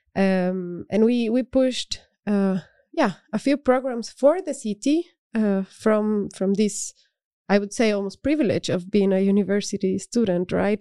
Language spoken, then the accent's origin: English; Cuenca, Azuay, Ecuador; now in Netherlands; I grew up in Cuenca, which is a city in the Andes.